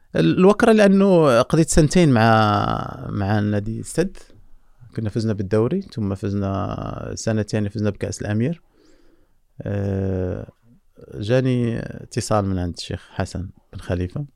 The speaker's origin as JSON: {"language": "Arabic", "country": "Morocco", "said": "احنا عندنا في المغرب"}